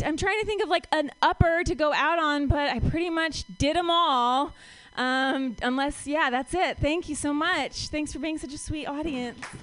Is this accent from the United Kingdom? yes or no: no; Ohio, United States; now in San Francisco, United States; I'm from Ohio